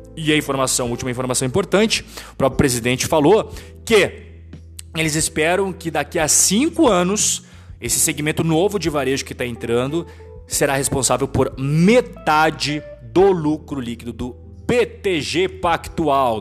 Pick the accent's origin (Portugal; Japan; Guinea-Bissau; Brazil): Brazil; como brasileiro